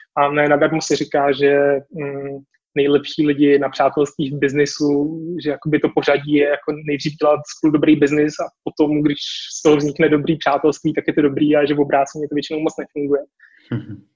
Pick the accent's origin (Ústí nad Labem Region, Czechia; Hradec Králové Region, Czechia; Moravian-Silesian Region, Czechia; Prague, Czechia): Prague, Czechia; já jsem z Prahy